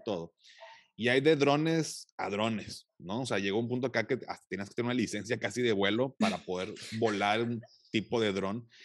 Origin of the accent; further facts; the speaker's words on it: Mexico; en mi país